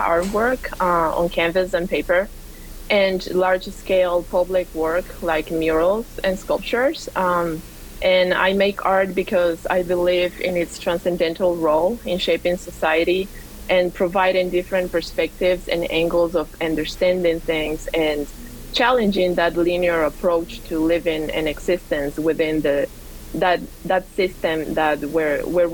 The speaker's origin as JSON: {"language": "English", "town": "Quito", "region": "Pichincha", "country": "Ecuador", "tie": "born or raised there", "also_born_or_lived": "Georgia, United States", "moved": "yes", "lives_now": "Atlanta, United States", "said": "I am originally from Quito, Ecuador, and sweet. I grew up in Quito, the capital"}